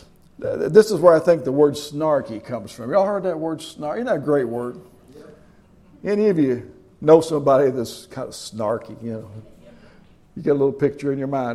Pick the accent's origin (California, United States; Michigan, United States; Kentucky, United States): Kentucky, United States; moved away as an adult; also born or lived in Tennessee / Cincinnati; I was from Kentucky